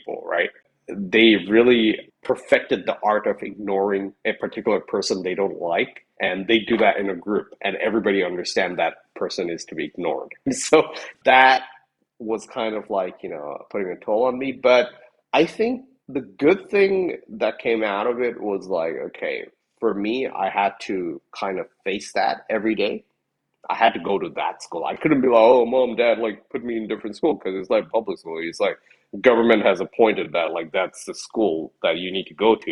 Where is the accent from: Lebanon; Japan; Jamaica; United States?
Japan; moved away; also born or lived in Nepal; while I was growing up in Japan